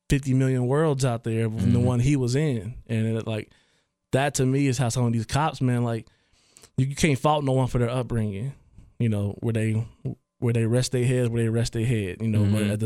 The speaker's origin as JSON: {"language": "English", "town": "Trotwood", "region": "Ohio", "country": "United States", "tie": "born or raised there", "also_born_or_lived": "Dayton, Ohio", "lives_now": "Oakwood, United States", "said": "growing up in Troutwood"}